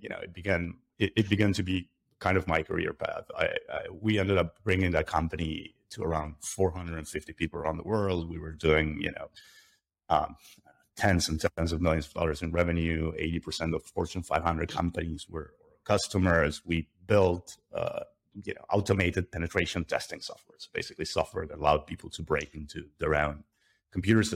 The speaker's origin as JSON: {"language": "English", "region": "Buenos Aires", "country": "Argentina", "tie": "born or raised there", "said": "I'm originally from Argentina. I grew up not very far from where I'm sitting today"}